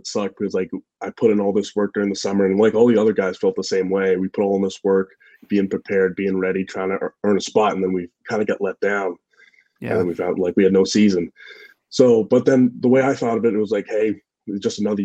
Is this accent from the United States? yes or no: yes; New Hampshire, United States; I was from New Hampshire